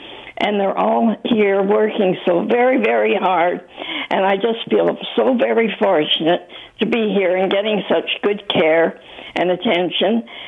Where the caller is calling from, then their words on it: Mississauga, Ontario, Canada; It's I'm calling from Viva, Mississauga, and I feel extremely fortunate to be here.